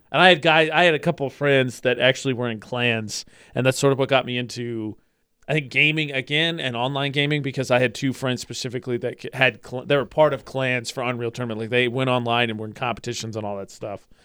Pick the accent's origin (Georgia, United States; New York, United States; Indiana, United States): Indiana, United States; Lafayette; moved away; my hometown, it's called the Greater Lafayette area because there's Lafayette and West Lafayette